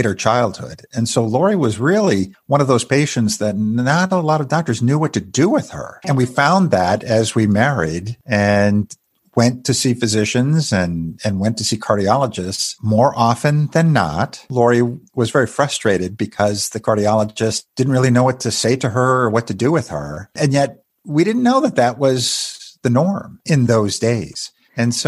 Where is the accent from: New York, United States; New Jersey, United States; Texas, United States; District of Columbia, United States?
New York, United States; Western; I was playing competitive ice hockey growing up in Western New York.